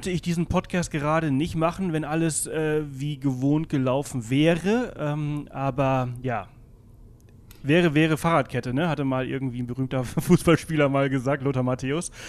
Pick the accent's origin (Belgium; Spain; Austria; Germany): Spain; Balearic Islands; German is a second language; Ich komme aus Mallorca, ich bin Mallorquiner. Äh, wie man unschwer äh, hören kann.